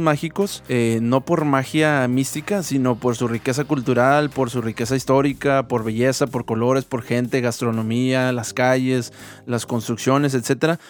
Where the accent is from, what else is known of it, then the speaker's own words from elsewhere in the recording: Mexico; como mexicanos